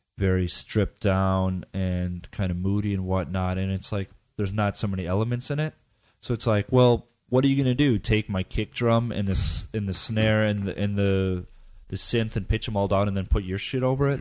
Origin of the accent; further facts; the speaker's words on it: United States; moved away as an adult; I'm, I'm American, and when I, when I lived in the States